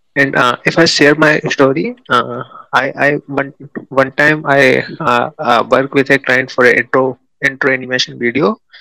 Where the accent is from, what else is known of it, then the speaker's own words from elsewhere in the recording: India; from India, and I am a uh, senior motion graphic designer